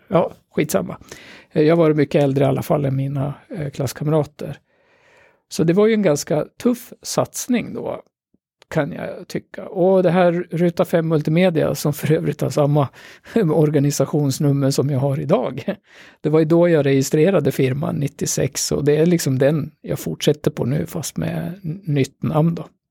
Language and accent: Swedish; Gävle, Gävleborg County, Sweden; also born or lived in Sollefteå; jag är ju en typisk Gävlebo. Även om jag är född i Sollefteå så har jag ju bott här liksom hela mitt vuxna liv från första klass